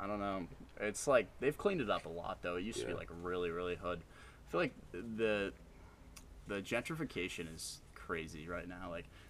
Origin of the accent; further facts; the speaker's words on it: Ireland; I know we're all Irish boys here